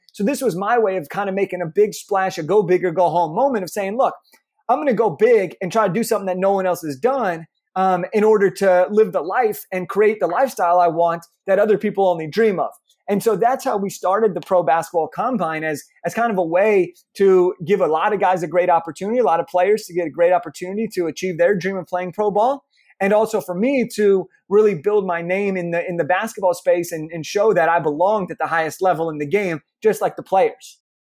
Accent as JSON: {"language": "English", "town": "Los Angeles", "region": "California", "country": "United States", "tie": "born or raised there", "said": "I grew up in Los Angeles, California"}